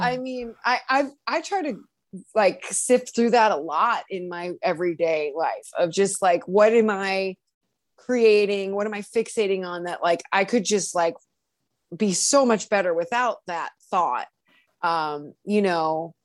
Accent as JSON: {"language": "English", "town": "Cleveland", "region": "Ohio", "country": "United States", "said": "I'm from Cleveland"}